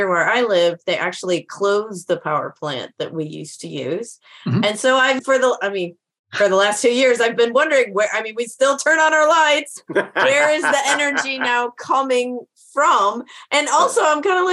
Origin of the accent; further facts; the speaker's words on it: Midwest, United States; I grew up in the Midwest